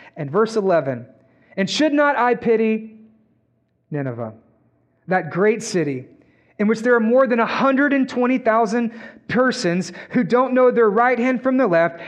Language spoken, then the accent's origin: English; Texas, United States; We're from Texas